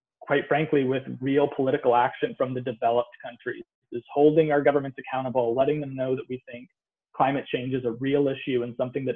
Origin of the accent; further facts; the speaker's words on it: United States; my home country, the United States